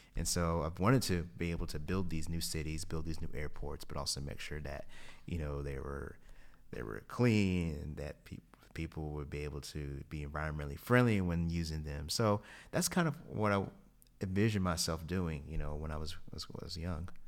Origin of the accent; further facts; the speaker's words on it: Kingsport, Tennessee, United States; moved away; I was born and raised in Kingsport, Tennessee